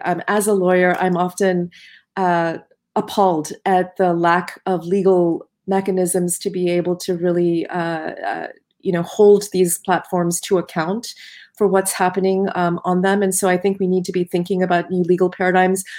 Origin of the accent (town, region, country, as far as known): United States